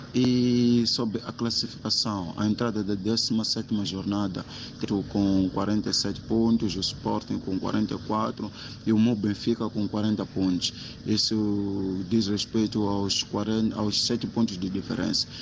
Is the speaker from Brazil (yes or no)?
no; Mozambique; sou moçambicano